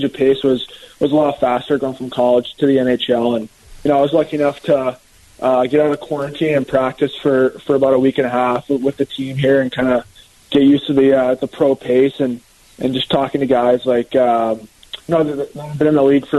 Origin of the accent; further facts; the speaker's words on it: Boston, Massachusetts, United States; I'm from Boston, and I grew up going to all the Beanpot games